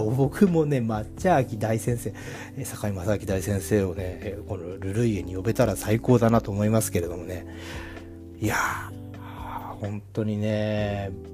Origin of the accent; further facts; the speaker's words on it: Kanto, Japan; now in Kyoto, Japan; 関東人としては